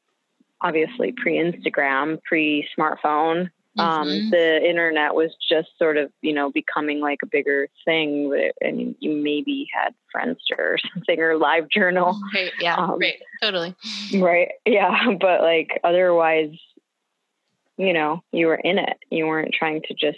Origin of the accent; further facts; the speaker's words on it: Detroit, Michigan, United States; moved away; I'm from Detroit originally